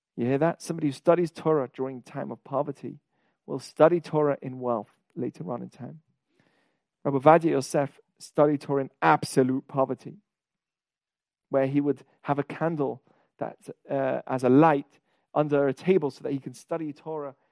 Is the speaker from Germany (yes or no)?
no; England, United Kingdom; I'm from England.